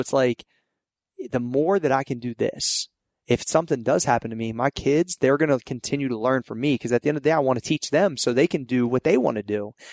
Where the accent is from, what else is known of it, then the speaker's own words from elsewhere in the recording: Ohio Valley, United States; it started from my hometown. I wanted Ohio Valley kids